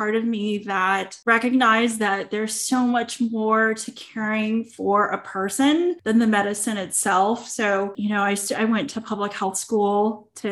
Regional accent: Clovis, California, United States; I grew up in the Central Valley in Clovis, California, where there are a ton of farms

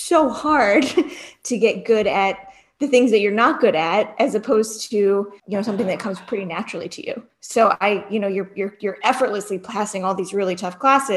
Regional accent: Cleveland, Ohio, United States; moved away; I grew up in right outside of Cleveland

